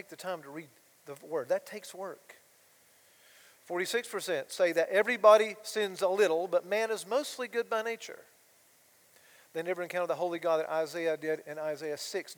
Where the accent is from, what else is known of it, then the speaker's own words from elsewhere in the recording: Georgia, United States; my hometown in Georgia